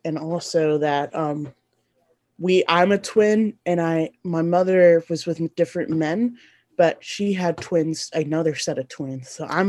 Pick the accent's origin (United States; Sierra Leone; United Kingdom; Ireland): Sierra Leone; born there; So I was born in Sierra Leone, West Africa, and there was a war in Sierra Leone, the Diamond War happening.